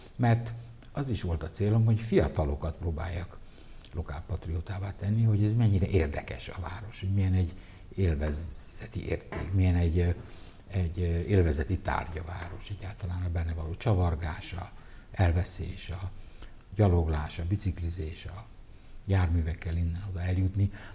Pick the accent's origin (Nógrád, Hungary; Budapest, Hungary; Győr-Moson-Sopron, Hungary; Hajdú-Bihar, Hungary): Budapest, Hungary; Zuglóban nőttem fel, Kertvárosba